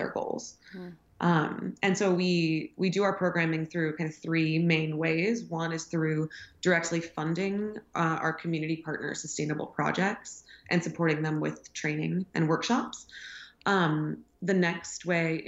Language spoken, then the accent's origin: English; Houston, Texas, United States; also born or lived in Dakar, Senegal; I'd come from a background growing up in Houston, Texas, in a pretty conservative